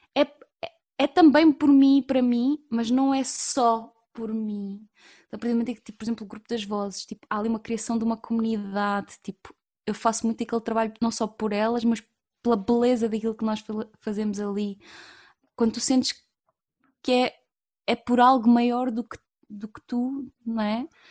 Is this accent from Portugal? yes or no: yes; Évora, Alentejo, Portugal; eu sou de Évora, natural de Évora, e, e a verdade é que eu nasci e cresci numa, numa pequena ilha